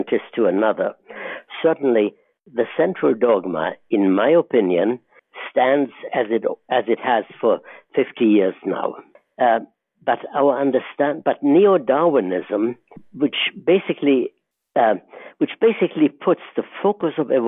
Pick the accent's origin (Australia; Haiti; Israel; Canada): Israel; moved away as an adult; also born or lived in Germany; now in United States; I grew up in the Middle East and eventually came to the United States in 1947